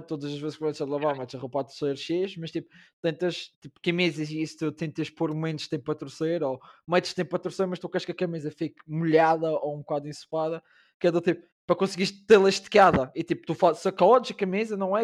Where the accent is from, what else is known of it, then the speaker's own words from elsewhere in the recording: Madeira, Portugal; moved away as an adult; also born or lived in Porto; now in Lisbon, Portugal; saí da Madeira para estudar para o Porto